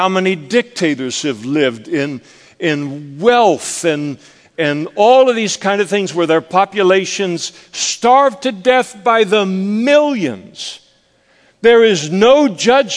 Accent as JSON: {"language": "English", "region": "Scotland", "country": "United Kingdom", "said": "I'm a Scot"}